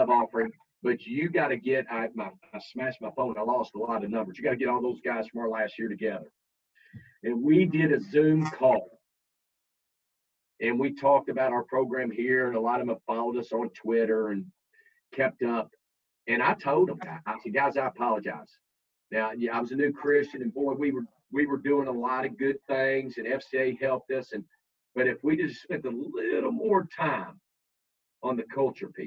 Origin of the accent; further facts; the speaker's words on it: Kentucky, United States; I'm from Kentucky.